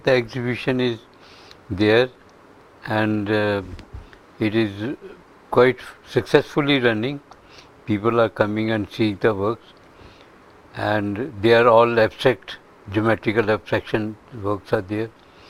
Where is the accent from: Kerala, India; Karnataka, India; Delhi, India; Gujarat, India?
Delhi, India; now in United States; Yes, I'm from India. {S0} Yes. {S1} And from Delhi itself. And I worked there for a number of years.